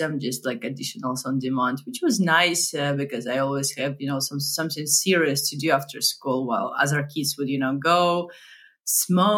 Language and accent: English; Minsk, Belarus; moved away; also born or lived in Berlin; I was born and raised in Minsk, Belarus, a post-Soviet country